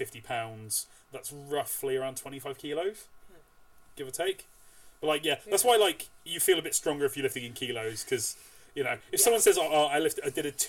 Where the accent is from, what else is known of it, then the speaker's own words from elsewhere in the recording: United Kingdom; You know, we're British.